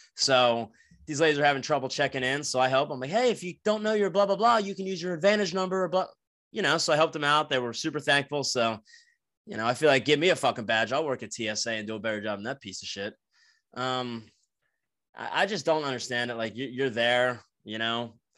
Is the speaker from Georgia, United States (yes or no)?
no; New Jersey, United States; moved away; I grew up in New Jersey, uh, for the new listeners, like, I'm from South Jersey, fifteen minutes outside of Philadelphia.